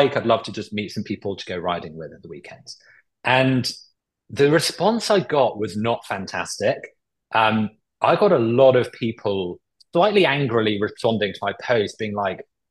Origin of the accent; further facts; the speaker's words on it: Cornwall, South West England, United Kingdom; now in London, United Kingdom; I grew up in Cornwall